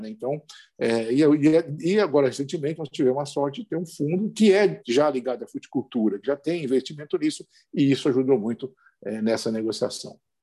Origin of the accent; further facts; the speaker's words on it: interior of São Paulo, Brazil; moved away as an adult; now in Rio Grande do Norte, Brazil; Eu sou do interior de São Paulo, de uma área agrícola